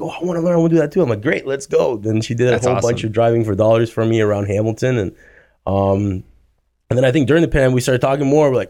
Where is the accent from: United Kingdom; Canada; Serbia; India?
Serbia; born there; No, I was born in Serbia.